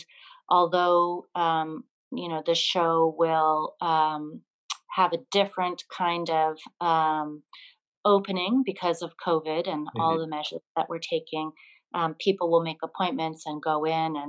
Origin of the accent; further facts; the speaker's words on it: Burlington, Vermont, United States; moved away; my hometown, Burlington, Vermont, where I grew up.